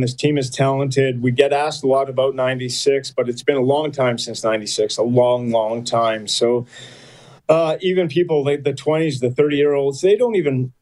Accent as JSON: {"language": "English", "town": "Fernie", "region": "British Columbia", "country": "Canada", "tie": "born or raised there", "moved": "yes", "said": "Fernie, British Columbia is where I was born and raised."}